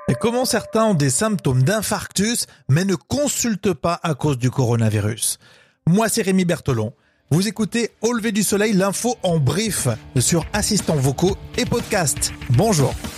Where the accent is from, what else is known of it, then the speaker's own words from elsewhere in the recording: France; chez nous en Europe et en France